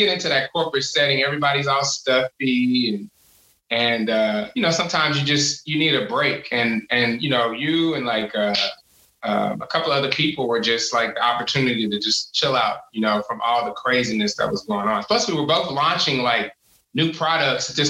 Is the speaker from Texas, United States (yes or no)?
yes; Houston, Texas, United States; I grew up in Houston. And I grew up in the middle of South Park, Third Ward, and then we spent a lot of time in Fifth Ward.